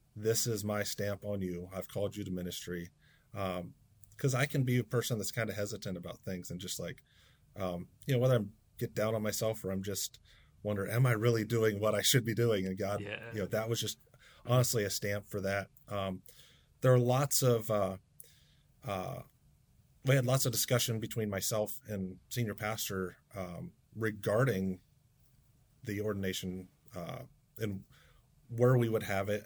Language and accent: English; Waynesboro, Pennsylvania, United States; now in Camden, United States; I was born in South Central Pennsylvania. Um, grew up at Blue Rock United Brethren Church in Waynesboro, PA.